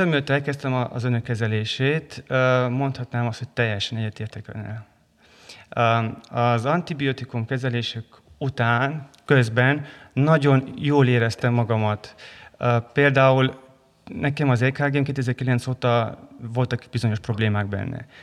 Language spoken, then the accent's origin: Hungarian; Transylvania, Romania; mivel erdélyi vagyok